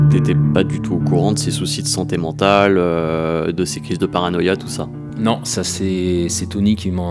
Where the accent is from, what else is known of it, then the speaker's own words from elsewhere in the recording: Le Mans, Pays de la Loire, France; je vous emmène chez moi, au Mans